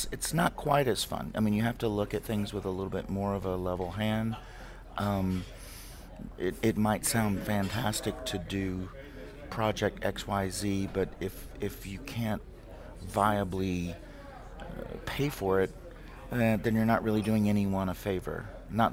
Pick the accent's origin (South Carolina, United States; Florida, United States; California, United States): South Carolina, United States; moved away as an adult; also born or lived in Houston, Texas; now in Baton Rouge, United States; technically I'm from South Carolina, but Baton Rouge just feels like home for me